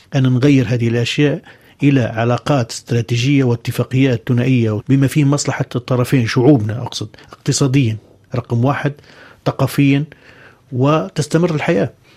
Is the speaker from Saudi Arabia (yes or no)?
no; Libya; بلدي ليبيا